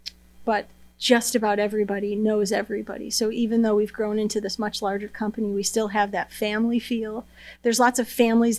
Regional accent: Seneca Falls, New York, United States; also born or lived in Manhattan; So born and raised in Seneca Falls, have spent the majority of my life here.

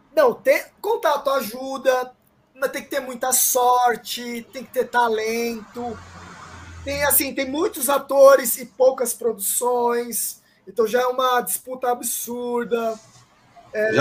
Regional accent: São Paulo, Brazil; also born or lived in Paraguay; eu nasci na rua, velho. Eu, eu, eu, estudei a vida inteira no Campo Limpo, tá ligado? Zona Sul de São Paulo

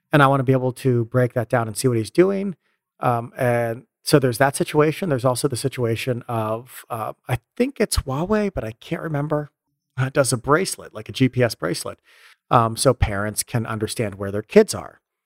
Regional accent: United States; moved away; also born or lived in Europe; as an American, you live in, I live in Europe

